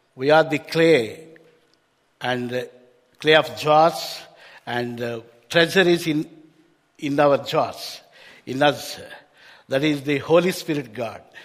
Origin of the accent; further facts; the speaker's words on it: Hyderabad, Telangana, India; I am from Hyderabad, India. Back in India, very uh, warm weather.